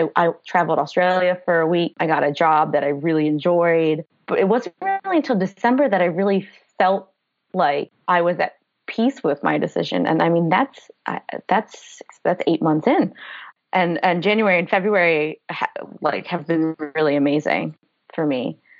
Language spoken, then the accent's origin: English; Pennsylvania, United States; also born or lived in Florida; now in Wellington, New Zealand; I grew up in Pennsylvania